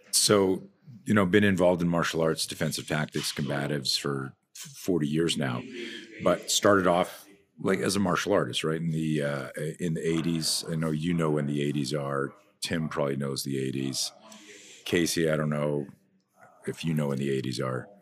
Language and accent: English; Canada; I'm from Canada, so you're either a skier or a skater